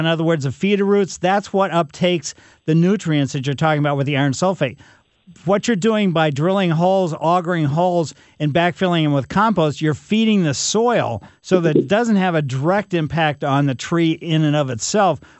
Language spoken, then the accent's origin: English; Ellisville, Missouri, United States; growing up in Ellisville, we had a pretty large yard